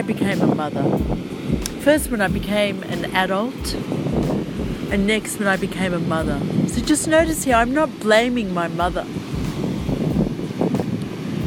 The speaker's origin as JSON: {"language": "English", "country": "Australia", "tie": "born or raised there", "also_born_or_lived": "Egypt", "said": "I was born in Egypt. Then I came to Australia when I was about 8 months old."}